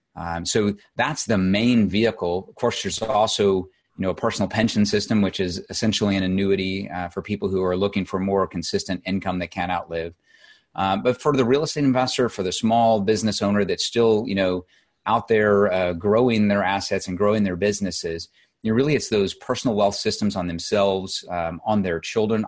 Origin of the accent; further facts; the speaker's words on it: Southern Illinois, United States; moved away as an adult; I grew up in Illinois, um, Southern Illinois